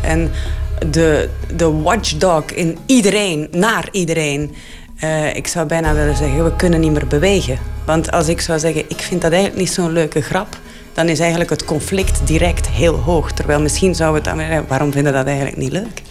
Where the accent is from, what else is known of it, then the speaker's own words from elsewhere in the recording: Flanders, Belgium; ik ben soms als Vlaming